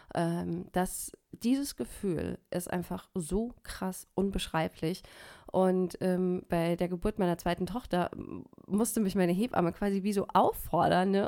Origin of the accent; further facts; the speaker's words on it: Germany; hier bei uns in Deutschland